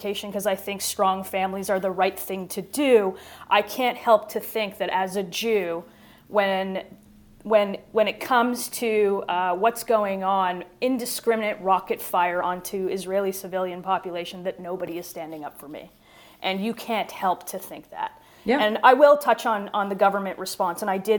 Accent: Canada; And as a Canadian, our voice is one of the last to come.

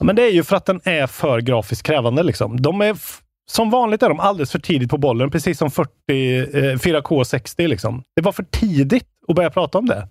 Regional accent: Värmland, Sweden; moved away; jag var hemma i Värmland i helgen

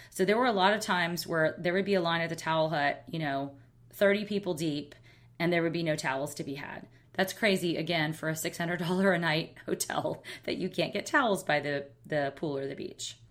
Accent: Alabama, United States; now in San Francisco, United States; I'm a girl from Alabama

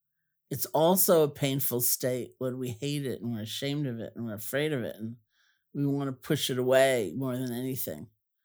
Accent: New York City, New York, United States; oh, I grew up in Washington Heights. Like, ooh, you know, you're right around the corner.

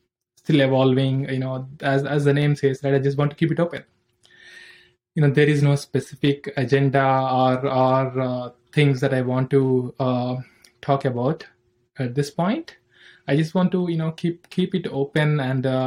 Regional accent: Andhra Pradesh, India; moved away; also born or lived in Hyderabad, Telangana / United States; I'm from India. I'm born in a village in the Andhra Pradesh.

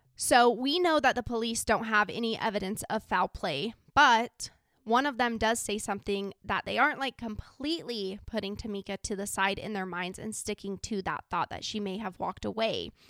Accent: Idaho, United States; I'm from a small little country town in Idaho

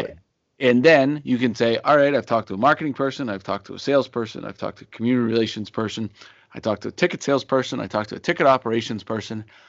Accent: outside of Boston, Massachusetts, United States; also born or lived in Pittsburgh, Pennsylvania; mainly grew up in, uh, in, outside of, uh, outside of Boston

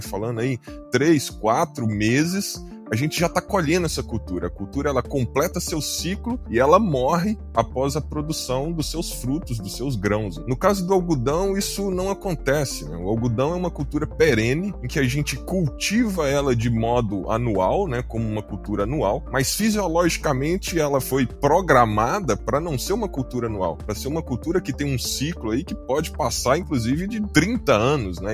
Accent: Minas Gerais, Brazil; moved away as an adult; now in Mato Grosso, Brazil; eu, como um bom mineiro que sou, formado em Minas Gerais

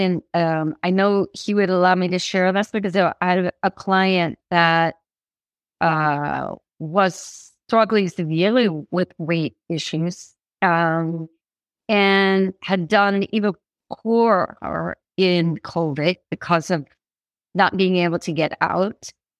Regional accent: Midwest, United States; And, you know, something maybe growing up in the Midwest, a small town, you know, seeing father with teens, all this kind of feeling

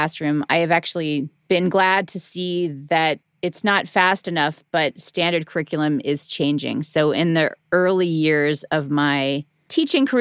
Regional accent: Midwest, United States; me as a white girl growing up in the Midwest.

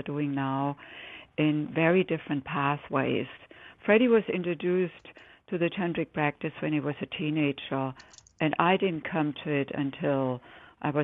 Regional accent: Germany; English is a second language; moved away as an adult; now in United States; as the listeners can probably detect from my accent. I didn't grow up here. I grew up in Germany

